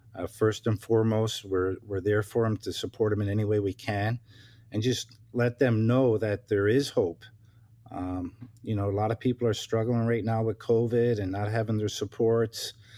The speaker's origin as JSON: {"language": "English", "region": "Newfoundland and Labrador", "country": "Canada", "tie": "born or raised there", "moved": "yes", "lives_now": "Ontario, Canada", "said": "I'm originally from Newfoundland, uh, born and raised, uh, moved to Ontario, uh, nineteen ninety on July first, uh, with my family"}